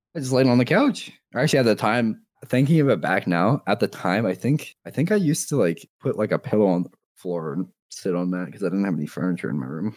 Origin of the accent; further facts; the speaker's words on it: Canada; I'm from Canada